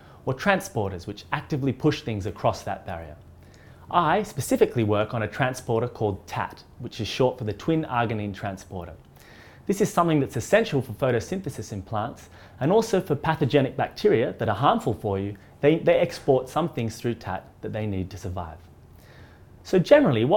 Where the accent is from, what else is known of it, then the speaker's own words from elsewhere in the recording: Australia; moved away as an adult; now in Oxford, United Kingdom; I'm originally from Australia, where I studied physical chemistry, and then I came to Oxford